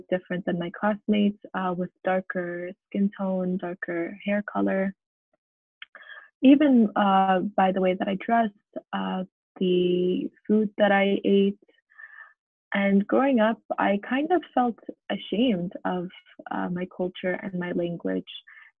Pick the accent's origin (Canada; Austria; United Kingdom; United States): Canada; It was very difficult growing up in Canada as a daughter of immigrants